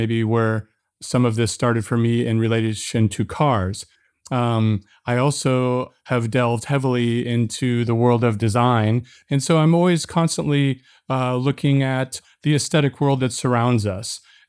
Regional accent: St. Louis, Missouri, United States; And I grew up in the Midwest within this country, St. Louis, Missouri.

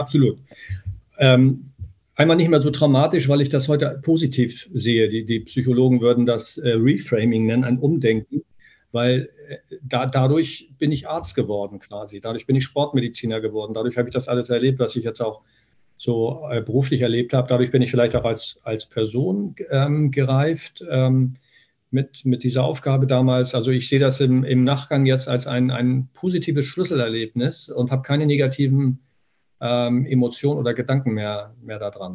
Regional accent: Niebüll, Schleswig-Holstein, Germany; now in Hanover, Germany; Ich komme aus Nordfriesland, ähm, aus Nibel. Das ist, also nördlicher geht es kaum.

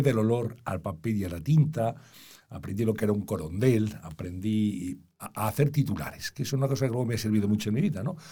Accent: Valladolid, Castile and León, Spain; moved away as an adult; also born or lived in Madrid; yo nací en Valladolid

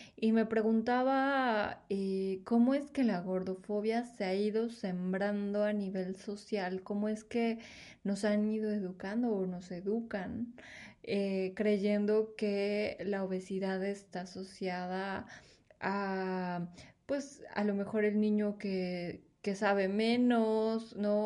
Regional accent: Mexico; somos una población mexicana

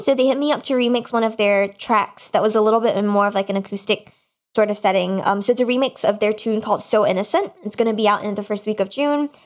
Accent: Singapore; moved away; the time that I grew up in Singapore, which is where I'm, my, my family is, um, at the moment

